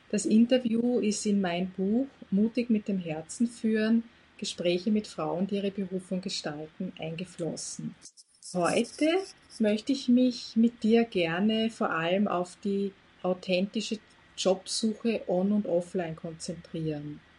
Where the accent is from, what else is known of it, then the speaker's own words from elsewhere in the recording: Austria; ich selbst bin aus Österreich